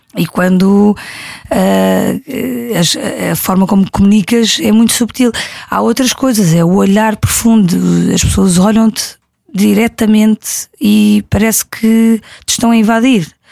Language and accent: Portuguese; Algarve, Portugal; vi muitas vezes em criança no Algarve